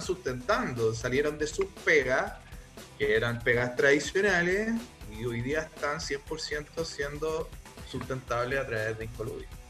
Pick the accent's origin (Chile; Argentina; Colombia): Chile; somos chilenos